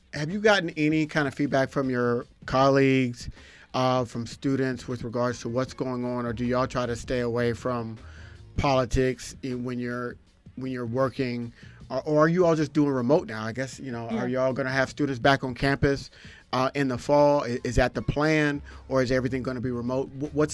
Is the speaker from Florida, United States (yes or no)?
yes; Jacksonville, Florida, United States; Jacksonville, Florida. So. Mm. Which is my hometown